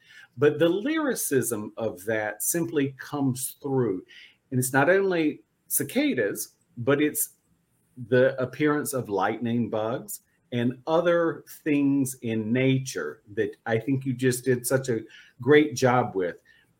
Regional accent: North Carolina, United States; I grew up in North Carolina and I know what cicadas sound like, but I didn't know what they were.

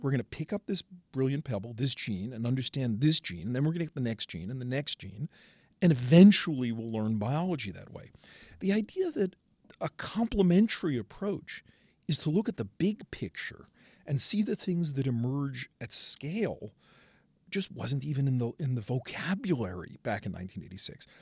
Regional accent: New York City, New York, United States; I come from Brooklyn.

